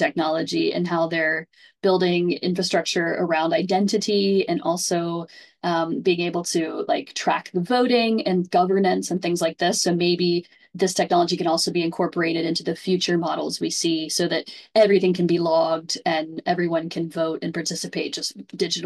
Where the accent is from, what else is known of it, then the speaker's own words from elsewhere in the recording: Ohio, United States; my home state of Ohio